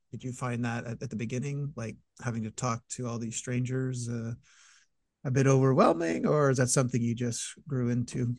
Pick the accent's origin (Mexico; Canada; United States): Canada; I'm, I'm Canadian